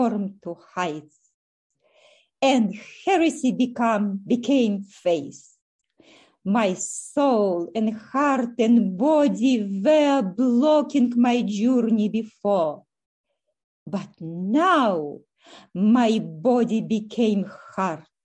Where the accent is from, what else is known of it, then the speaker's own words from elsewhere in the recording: Ukraine; moved away as an adult; also born or lived in Russia / Kyiv, Ukraine; now in Canada; I was born in Russia, grew up in Ukraine, and for the last 29 years, I have lived in Canada.